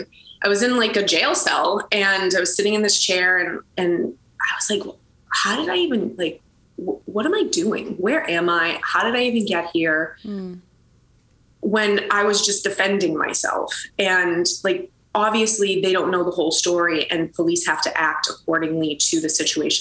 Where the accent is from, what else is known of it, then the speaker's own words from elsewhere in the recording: Boston, Massachusetts, United States; I grew up in Boston, Massachusetts